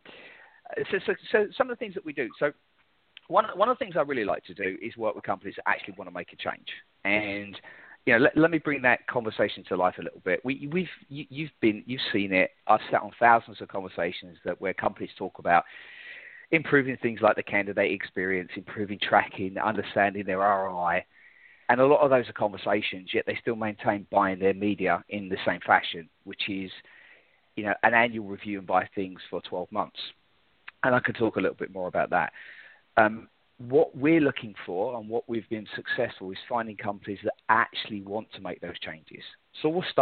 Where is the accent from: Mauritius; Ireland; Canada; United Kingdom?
United Kingdom; London; moved away as an adult; now in United States; I'm originally from London, England